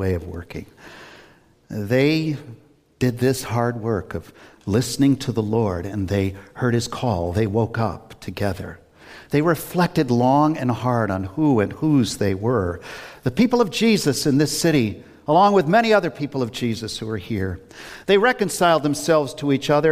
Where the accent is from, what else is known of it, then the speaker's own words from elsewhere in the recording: Worcester, Massachusetts, United States; I grew up in Worcester years ago on the west side